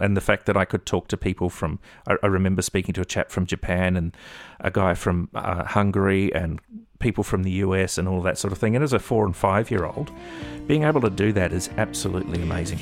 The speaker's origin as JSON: {"language": "English", "town": "Melbourne", "region": "Victoria", "country": "Australia", "tie": "born or raised there", "also_born_or_lived": "New Zealand / Northern New South Wales", "moved": "as an adult", "said": "we ended up living and, uh, growing up in Melbourne. I lived in Melbourne for eight and a half years"}